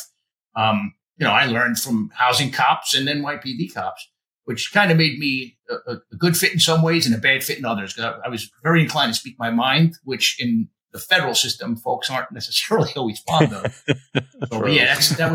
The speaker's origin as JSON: {"language": "English", "town": "Yonkers", "region": "New York", "country": "United States", "tie": "born or raised there", "also_born_or_lived": "Bronx, New York", "said": "I was raised in Yonkers, not far from the Bronx border. Mostly spent most of my time in the Bronx and Yonkers"}